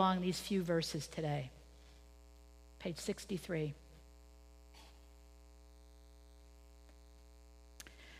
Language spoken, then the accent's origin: English; Pennsylvania, United States; moved away as an adult; I was born in Pennsylvania